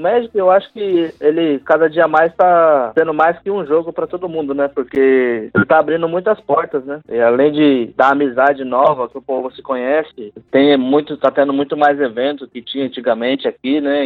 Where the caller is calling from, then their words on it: Caraguatatuba, São Paulo, Brazil; eu falo de Caraguá, aqui em casa